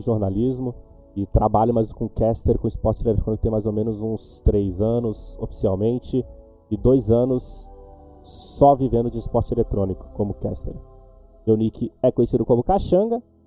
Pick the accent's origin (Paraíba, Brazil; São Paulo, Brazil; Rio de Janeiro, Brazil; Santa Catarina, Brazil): São Paulo, Brazil; Santos; sou natural de Santos